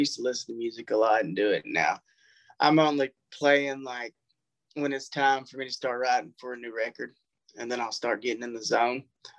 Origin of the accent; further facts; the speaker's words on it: Natchez, Mississippi, United States; It's like, oh, really? I'm from Natchez, man. You got to pop daylight back there.